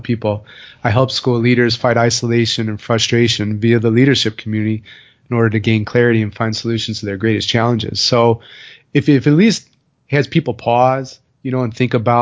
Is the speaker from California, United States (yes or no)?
no; Chicago, Illinois, United States; I'm from Chicago